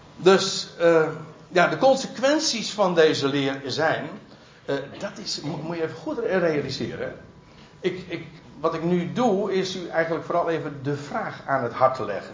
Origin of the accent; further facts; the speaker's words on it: Netherlands; wij als Nederlanders